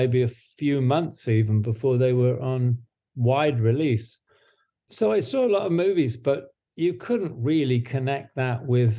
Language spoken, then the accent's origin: English; Devon, South West England, United Kingdom; now in Santa Monica, United States; my wife and I still have a place, a flat in England, in Devon.